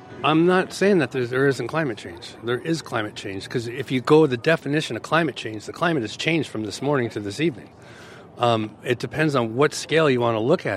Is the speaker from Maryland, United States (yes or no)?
no; Los Angeles, California, United States; now in San Leandro, United States; I'm from Los Angeles, California, but I currently live in San Leandro